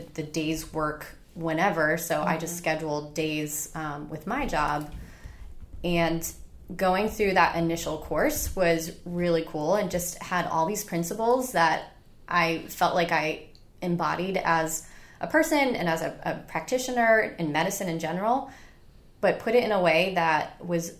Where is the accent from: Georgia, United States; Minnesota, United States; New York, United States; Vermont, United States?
New York, United States; upstate; moved away as an adult; now in Charleston, United States; I'm from New York originally, so I did med school up there and all my undergraduate work up there.